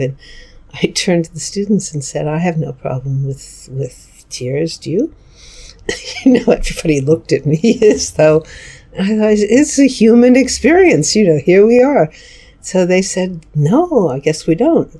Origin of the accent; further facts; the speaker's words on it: New York City, New York, United States; I grew up in New York City. I lived there till I went to college at 18